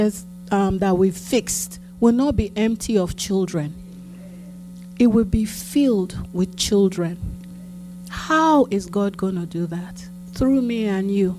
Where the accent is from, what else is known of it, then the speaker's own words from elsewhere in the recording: Lagos, Nigeria; now in United States; as a child growing up in Akoka